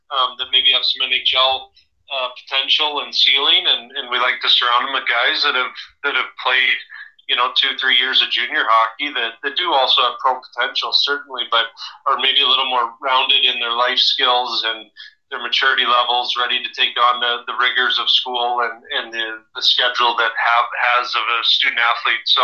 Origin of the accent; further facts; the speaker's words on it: Alaska, United States; growing up in, in Alaska, being one of three boys, I was in the middle.